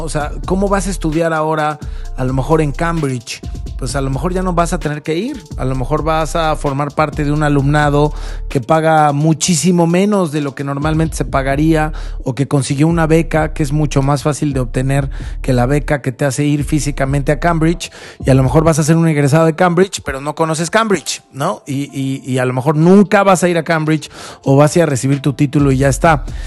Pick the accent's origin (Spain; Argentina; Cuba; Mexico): Mexico